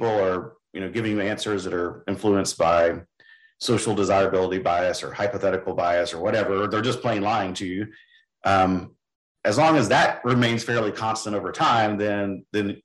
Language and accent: English; West Texas, United States; moved away as an adult; also born or lived in Kansas / Mississippi / Oklahoma; now in Indiana, United States; I grew up in West Texas, hoeing weeds in cotton fields